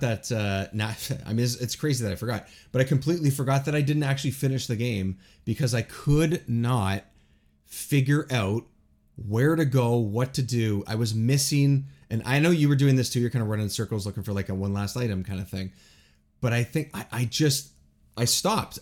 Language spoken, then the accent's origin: English; Toronto area, Ontario, Canada; born or raised there